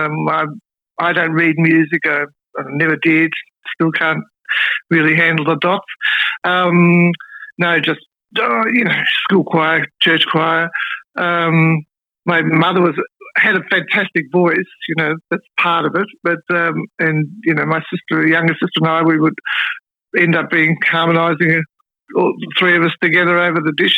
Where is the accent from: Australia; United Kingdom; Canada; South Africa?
Australia; Melbourne, Victoria; moved away as an adult; also born or lived in Sydney / Brisbane / East Gippsland, Victoria; I'm back in Melbourne. My first 3 decades of my life were based in Melbourne